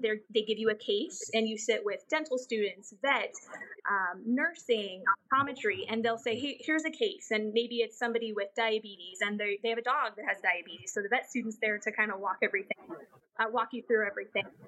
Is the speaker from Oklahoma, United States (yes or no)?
no; Southern Orange County, California, United States; I grew up in Southern Orange County